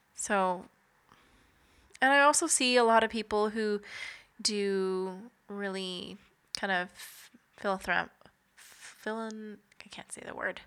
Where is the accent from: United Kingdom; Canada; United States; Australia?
Canada; Kenora, Ontario; we are both from Kenora, Ontario, so northwestern Ontario